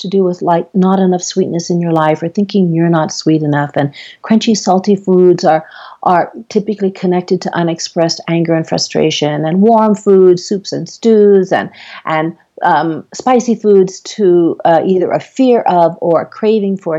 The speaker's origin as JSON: {"language": "English", "country": "Guam", "said": "I'm from Guam, and it's a Chamorro dish"}